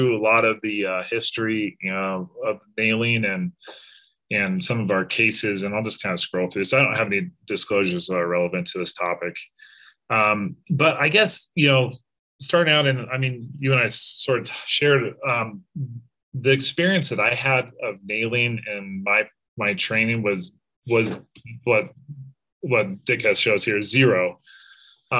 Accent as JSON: {"language": "English", "region": "Colorado", "country": "United States", "tie": "born or raised there", "said": "I grew up in Colorado and back in Denver"}